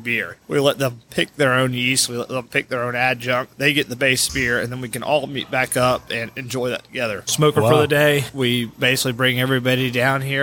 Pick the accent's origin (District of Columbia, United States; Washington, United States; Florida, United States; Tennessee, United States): Tennessee, United States; Chattanooga; also born or lived in New Orleans; I grew up here on the Tennessee River